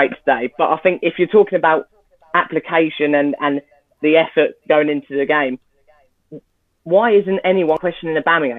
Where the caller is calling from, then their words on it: Cambridge, East of England, United Kingdom; Cambridge, England.